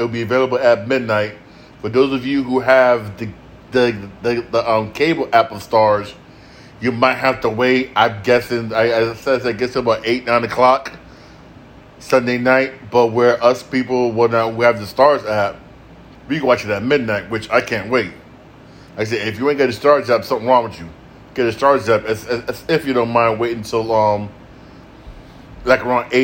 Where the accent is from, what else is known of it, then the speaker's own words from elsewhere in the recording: Connecticut, United States; I'm from Connecticut.